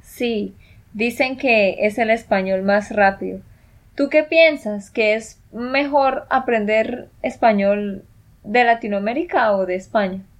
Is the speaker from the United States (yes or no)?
no; Colombia; de Colombia